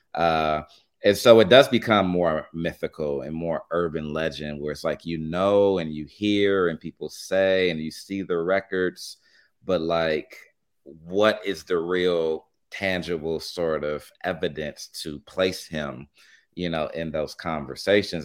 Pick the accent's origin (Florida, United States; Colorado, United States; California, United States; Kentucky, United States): California, United States; Los Angeles; I'm from Los Angeles, born and raised